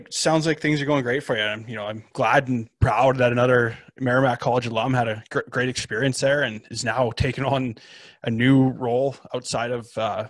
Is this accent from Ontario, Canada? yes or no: no; Lethbridge, Alberta, Canada; born or raised there